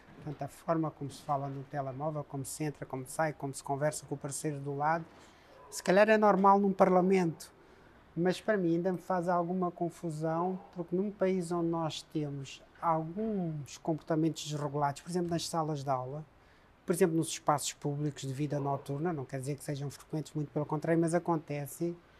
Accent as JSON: {"language": "Portuguese", "country": "Mozambique", "tie": "born or raised there", "also_born_or_lived": "Coimbra, Portugal", "moved": "yes", "lives_now": "Portugal", "said": "Eu nasci moçambicano, vivi moçambicano, vivo moçambicano e vou morrer moçambicano."}